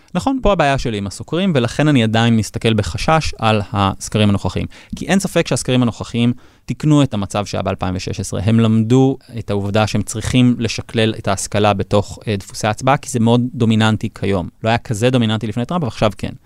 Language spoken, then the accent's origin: Hebrew; Israel